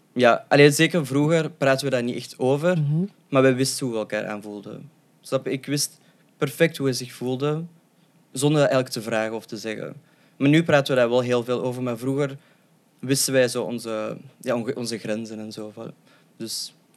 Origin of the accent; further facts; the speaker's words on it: Leuven, Flanders, Belgium; also born or lived in Moscow, Russia; ik ben opgegroeid in Leuven en ik ben samen met mijn tweelingbroer geadopteerd